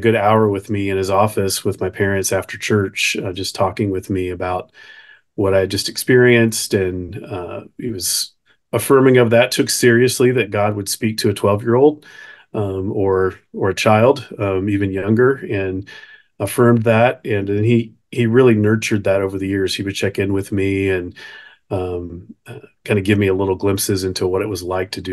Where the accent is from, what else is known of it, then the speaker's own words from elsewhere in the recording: Nashville, Tennessee, United States; I grew up in Nashville most of my formative years